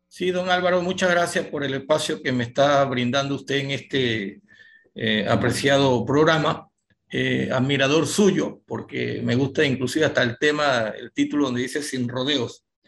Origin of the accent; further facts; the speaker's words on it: Panama; como panameños que somos